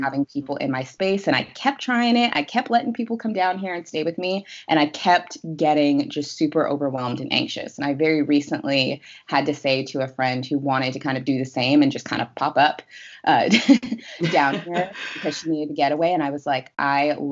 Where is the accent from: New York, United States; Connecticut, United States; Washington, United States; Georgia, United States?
Washington, United States; Seattle; moved away as an adult; now in Los Angeles, United States; I am originally from Seattle. I moved from Seattle to Los Angeles last year